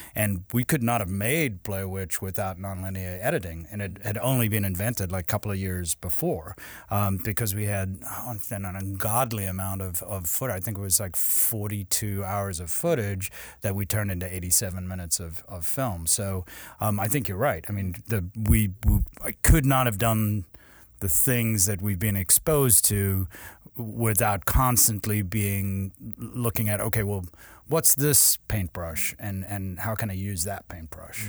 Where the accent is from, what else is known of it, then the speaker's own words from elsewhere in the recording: South Africa; I grew up in South Africa